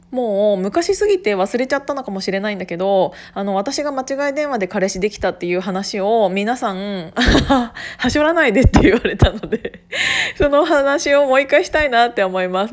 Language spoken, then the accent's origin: Japanese; Gunma, Japan; born or raised there